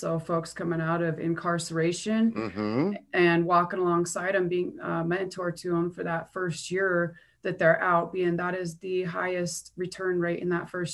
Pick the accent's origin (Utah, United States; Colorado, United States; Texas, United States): Colorado, United States; Longmont; also born or lived in Brighton, Colorado; I grew up in originally Brighton, Colorado, until I was 9, and my family relocated to the Longmont area.